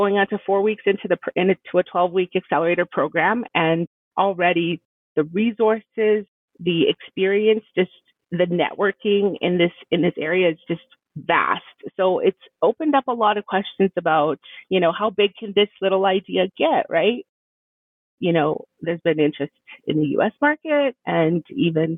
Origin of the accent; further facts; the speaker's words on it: Edmonton, Alberta, Canada; also born or lived in El Salvador; now in Fort McMurray, Canada; Originally, I'm from El Salvador. I grew up in Edmonton and moved my way up to Fort McMurray